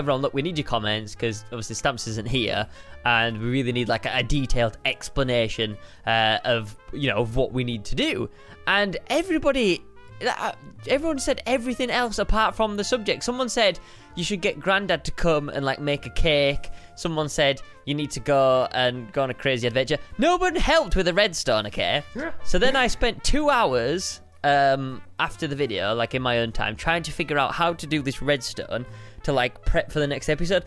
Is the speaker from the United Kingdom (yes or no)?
yes; England, United Kingdom; I'm English